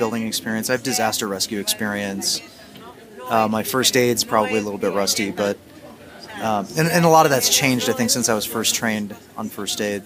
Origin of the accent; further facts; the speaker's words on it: United States; moved away as an adult; now in Mexico City, Mexico; I'm from the States